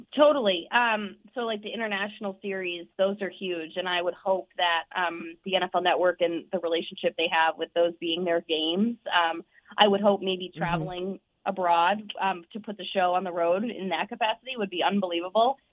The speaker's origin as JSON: {"language": "English", "region": "Minnesota", "country": "United States", "tie": "born or raised there", "moved": "yes", "said": "my hometown in Minnesota"}